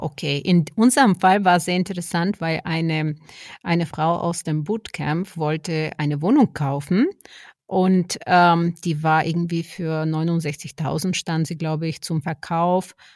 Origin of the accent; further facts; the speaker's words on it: Bulgaria; now in Germany; mein Heimatland, Bulgarien, wo ich herkomme